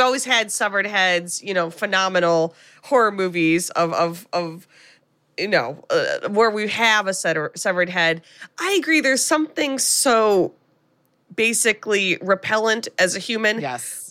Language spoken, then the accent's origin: English; United States; as an American